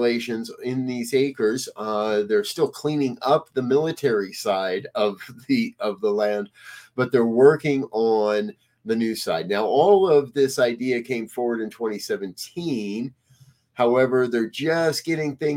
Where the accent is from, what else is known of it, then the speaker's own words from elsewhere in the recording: Denver, Colorado, United States; moved away; I'm from Denver, but I did not live in Denver when they took down the Stapleton Airport